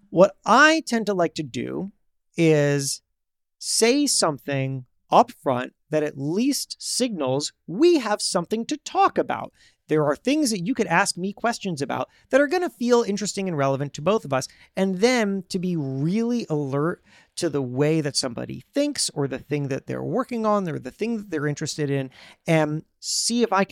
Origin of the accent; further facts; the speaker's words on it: New York, United States; new york